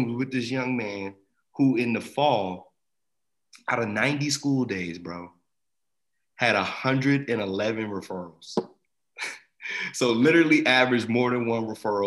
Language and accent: English; Asbury Park, New Jersey, United States; I grew up in Jersey, you know, I grew up in a pretty black area in Jersey too, and, you know, the Jersey Shore, Asbury Park